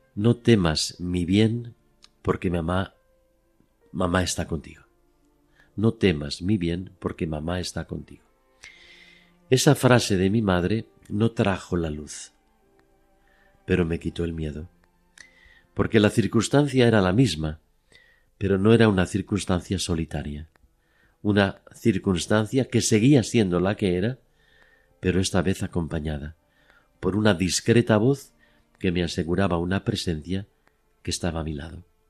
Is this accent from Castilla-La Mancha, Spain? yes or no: no; Madrid, Community of Madrid, Spain; now in Oviedo, Spain; yo estaba eh, en mi casa de Madrid en un otoño y yo contaba con cinco años